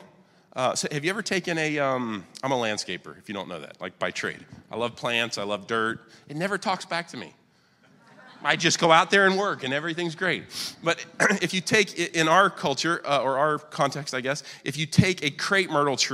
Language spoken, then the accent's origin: English; Wilmington, United States; also born or lived in Boston, Massachusetts; I've lived here, I'm 42, and I've lived here 41 years